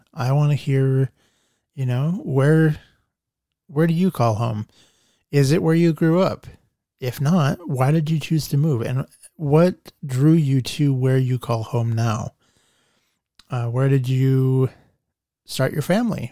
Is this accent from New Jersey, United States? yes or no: no; Nampa, Idaho, United States; also born or lived in Boise, Idaho; Nampa is my hometown.